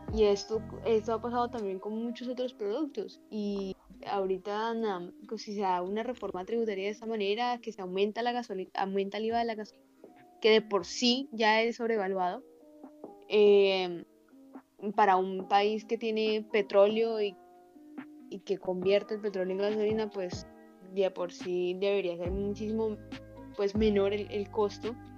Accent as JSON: {"language": "Spanish", "country": "Colombia", "said": "somos colombianos y nos duele nuestro país"}